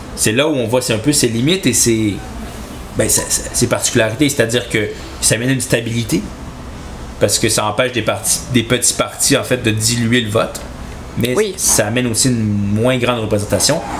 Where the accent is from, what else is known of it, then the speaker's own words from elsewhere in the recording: Chibougamau, Quebec, Canada; moved away; je, viens de Chibougamau, j'aime Chibougamau